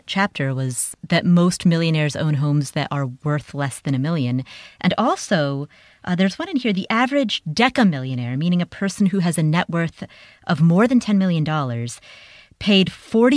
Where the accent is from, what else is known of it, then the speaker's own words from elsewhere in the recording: Kathmandu, Bagmati, Nepal; I am full-blooded Nepalese. I was born in Kathmandu